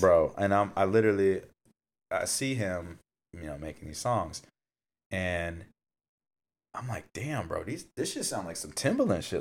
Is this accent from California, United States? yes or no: yes; Fontana, California, United States; moved away; I grew up in Fontana